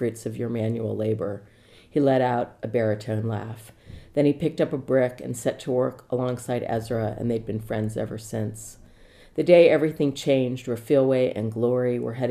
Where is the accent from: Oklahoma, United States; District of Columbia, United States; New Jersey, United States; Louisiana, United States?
District of Columbia, United States; Washington; now in Los Angeles, United States; I'm from Washington, D.C., and I'm based in Laurel Canyon in Los Angeles.